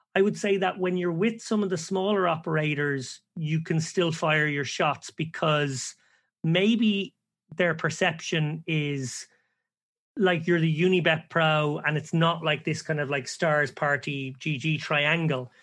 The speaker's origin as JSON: {"language": "English", "country": "Ireland", "said": "we're all Irish lads"}